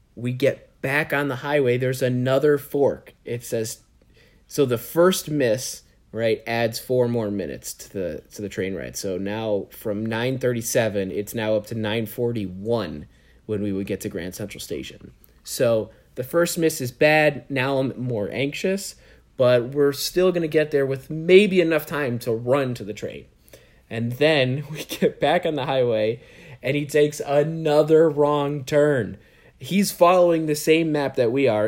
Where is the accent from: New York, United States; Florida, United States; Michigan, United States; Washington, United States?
New York, United States; you really felt like proud to be a New York resident